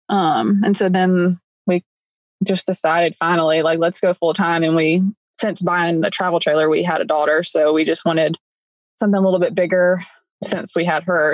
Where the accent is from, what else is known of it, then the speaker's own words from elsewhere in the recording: upstate South Carolina, United States; moved away as an adult; We're both from South Carolina, upstate South Carolina